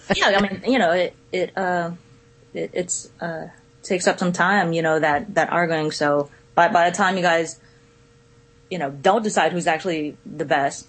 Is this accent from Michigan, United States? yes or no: no; Richmond, California, United States; now in Florida, United States; I'm from the Bay Area in Cali